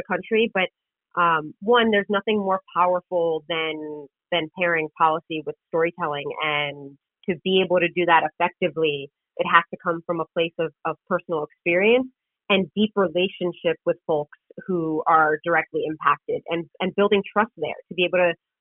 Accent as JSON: {"language": "English", "town": "New York City", "region": "New York", "country": "United States", "tie": "born or raised there", "said": "was born and raised in Queens. I live in Queens"}